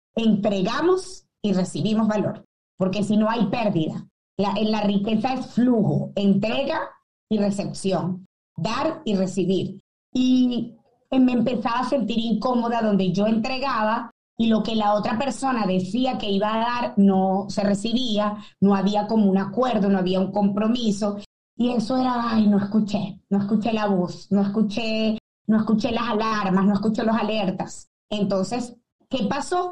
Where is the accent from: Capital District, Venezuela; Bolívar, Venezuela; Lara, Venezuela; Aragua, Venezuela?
Capital District, Venezuela; Caracas; moved away; de mi Caracas, yo nací en Caracas, eh, caraqueña